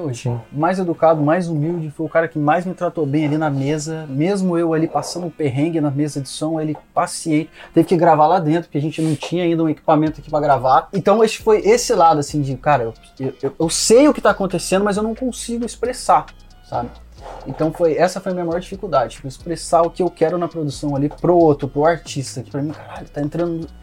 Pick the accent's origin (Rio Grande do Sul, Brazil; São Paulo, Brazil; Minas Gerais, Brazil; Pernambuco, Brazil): São Paulo, Brazil; Cruzeiro; moved away as an adult; also born or lived in Rio de Janeiro; de Cruzeiro, sou do interior de São Paulo